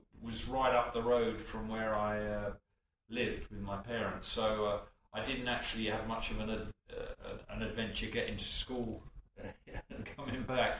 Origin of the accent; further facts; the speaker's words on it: London, United Kingdom; I was born and raised in just north of Kentish Town in North London, NW5.